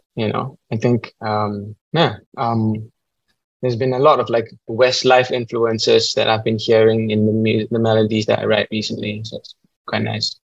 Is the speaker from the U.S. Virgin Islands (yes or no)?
no; Singapore; As a Singaporean